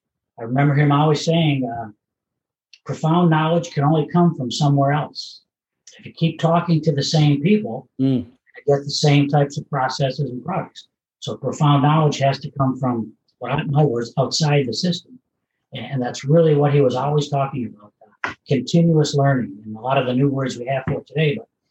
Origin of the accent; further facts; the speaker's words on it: Detroit, Michigan, United States; I grew up in the Motor City, an area which is known as Porktown in Detroit.